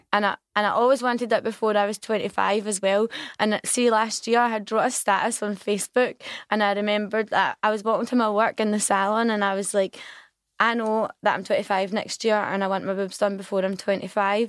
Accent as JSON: {"language": "English", "town": "Glasgow", "region": "Scotland", "country": "United Kingdom", "said": "I'm from Govan"}